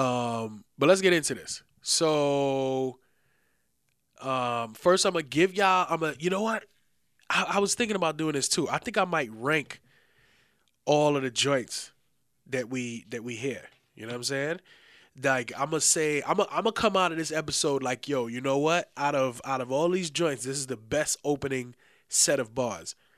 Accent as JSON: {"language": "English", "town": "New York City", "region": "New York", "country": "United States", "tie": "born or raised there", "said": "we all from the Bronx, you know what I'm saying? We grew up in the Bronx in a certain time era"}